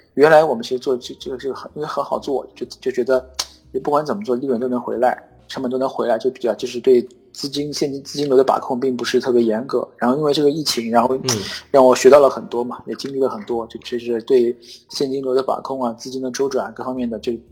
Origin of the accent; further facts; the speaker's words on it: Yangzhou, Jiangsu, China; now in Chengdu, China; 我是江苏人，我是扬州人